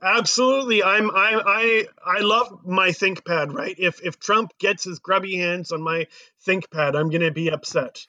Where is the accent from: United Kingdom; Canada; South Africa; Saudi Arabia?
Canada; as a Canadian